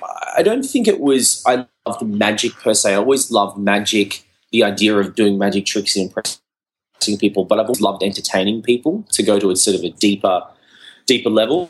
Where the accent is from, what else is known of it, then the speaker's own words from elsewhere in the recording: Brisbane, Queensland, Australia; So mum's from Australia. Dad's from Sri Lanka, and then I was born in Australia.